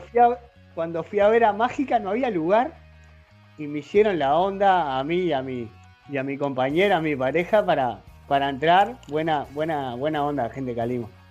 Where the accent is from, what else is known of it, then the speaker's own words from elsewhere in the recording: La Paz, Canelones, Uruguay; also born or lived in San Ramón, Canelones / Montevideo; Estoy en Canelones, donde, donde nací, donde me crié